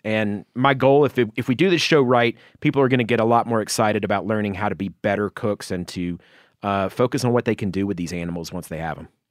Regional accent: Georgia, United States; my home state of Georgia

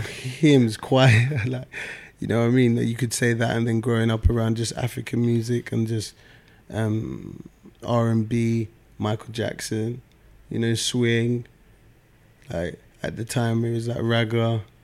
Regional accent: London, United Kingdom; I'm from South London

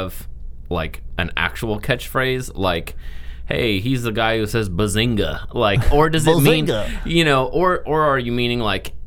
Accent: Washington D.C. area, Northern Virginia, United States; I was born in Northern Virginia, then lived in Southeast D.C. for a long time, then kind of in and around the D.C. area.

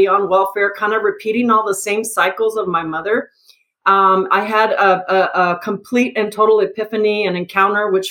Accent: El Paso, Texas, United States; So I'm actually originally from El Paso. I was born in El Paso, so I'm a border town girl.

